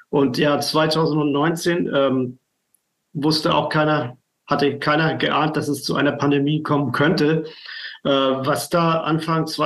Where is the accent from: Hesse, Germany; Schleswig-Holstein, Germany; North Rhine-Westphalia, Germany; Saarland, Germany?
Schleswig-Holstein, Germany; Flensburg; ich komme aus Flensburg.